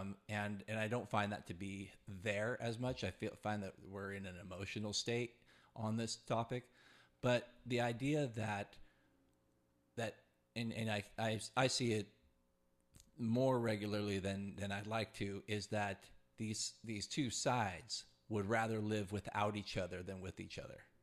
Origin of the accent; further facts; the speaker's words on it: California, United States; as a Californian at forty-one years old